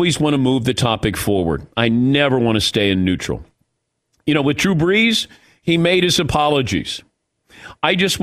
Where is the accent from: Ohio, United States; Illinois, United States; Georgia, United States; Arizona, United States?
Ohio, United States; I grew up in Ohio